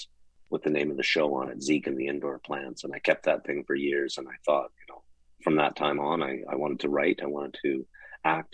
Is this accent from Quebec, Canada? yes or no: no; Calgary, Alberta, Canada; I was born and raised in Calgary, Alberta